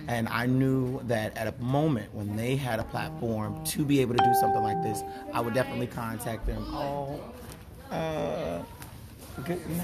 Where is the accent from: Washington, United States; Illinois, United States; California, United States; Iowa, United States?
Illinois, United States; Chicago; moved away; also born or lived in Tennessee; I'm born and raised in Chicago, and I moved to Tennessee